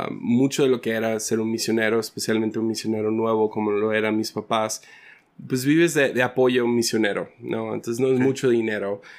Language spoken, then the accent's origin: Spanish; San Ignacio, Sinaloa, Mexico; also born or lived in Rosario, Nayarit / Mazatlán; Entonces, mucha de mi niñez fue en San Ignacio, Sinaloa, y en la Cruz de Lota, y diferentes pueblitos como ah, Rosario, en Nayarit y cerca de Mazatlán. O sea, Mazatlán era como que la, base